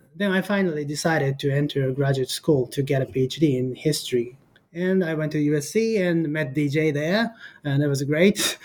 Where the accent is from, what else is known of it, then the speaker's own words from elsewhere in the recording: Kyoto, Japan; English is a second language; moved away as an adult; also born or lived in Costa Rica / Los Angeles, United States; I was born in Japan in 1982, and I grew up in Kyoto